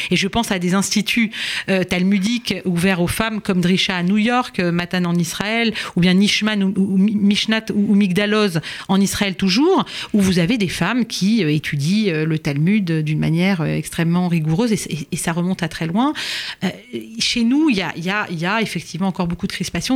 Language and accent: French; France; chez nous, en France